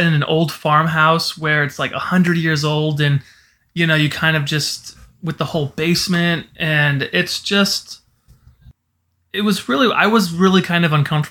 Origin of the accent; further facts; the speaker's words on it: Iowa, United States; coming from Iowa